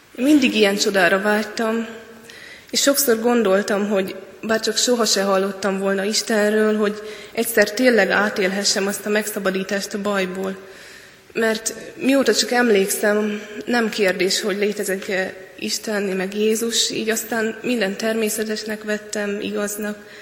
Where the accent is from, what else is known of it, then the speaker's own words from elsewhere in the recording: Hungary; egyedüli magyarként voltam